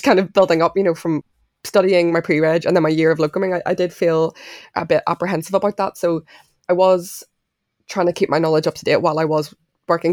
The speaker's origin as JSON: {"language": "English", "town": "Belfast", "region": "Northern Ireland", "country": "United Kingdom", "tie": "born or raised there", "said": "I grew up in Belfast, but I'm half Irish, half Mauritian."}